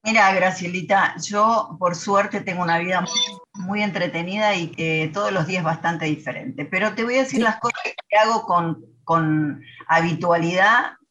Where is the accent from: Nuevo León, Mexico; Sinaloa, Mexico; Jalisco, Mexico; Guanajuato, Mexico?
Nuevo León, Mexico; Monterrey; Divierto mucho conmigo. Soy regia, ¿eh?